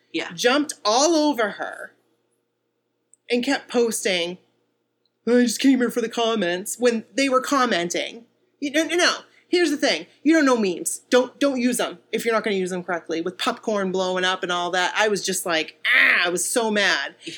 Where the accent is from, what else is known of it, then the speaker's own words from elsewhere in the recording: Bangor, Maine, United States; we're from Bangor.